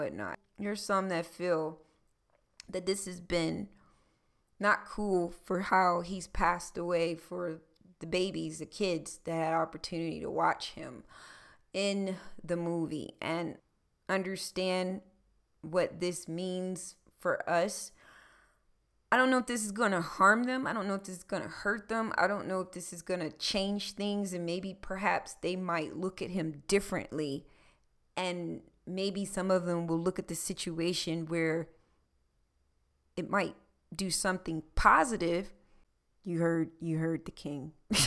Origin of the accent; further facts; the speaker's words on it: Philadelphia, Pennsylvania, United States; moved away; also born or lived in South Carolina / Georgia; I was born in Philadelphia, Pennsylvania.